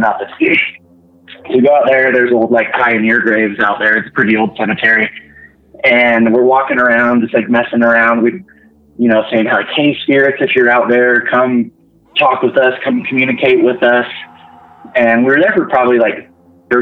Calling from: Utah, United States; calling from Utah

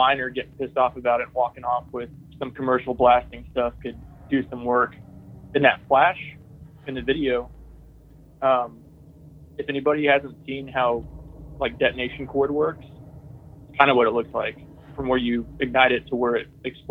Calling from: Texas, United States; It's … from Texas.

